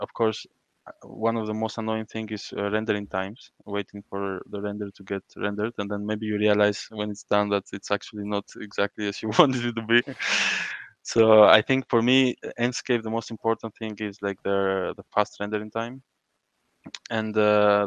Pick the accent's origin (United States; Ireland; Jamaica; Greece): Greece; Crete; I grew up in Creta